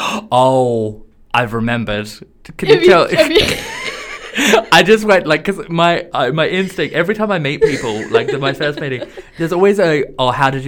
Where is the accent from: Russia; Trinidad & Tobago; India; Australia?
Australia; I'm from Australia.